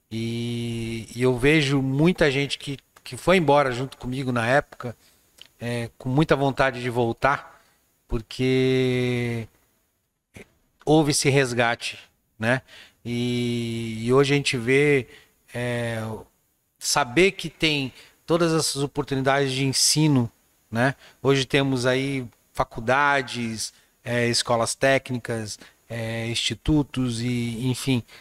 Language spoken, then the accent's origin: Portuguese; São Paulo, Brazil; moved away; tenho 41 anos já e é, quando eu fui embora ainda existia uma resistência muito grande em se declarar sou do Vale do Ribeira, né?